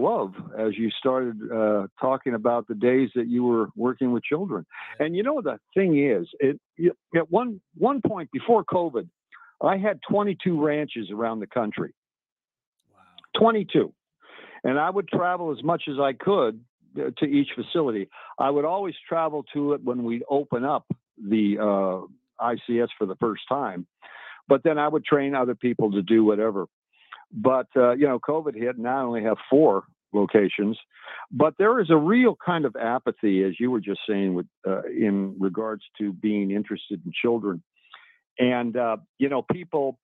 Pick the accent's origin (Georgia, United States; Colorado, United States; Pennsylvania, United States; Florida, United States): Colorado, United States; Denver; moved away; also born or lived in Los Angeles, California / Tennessee; I grew up in Colorado, you know, around Stapleton Airfield at the time.